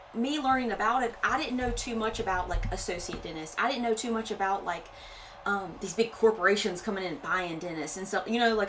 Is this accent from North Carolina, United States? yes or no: yes; North Carolina, United States; moved away as an adult; now in South Carolina, United States; I'm originally from North Carolina. Kind of got brought down here to South Carolina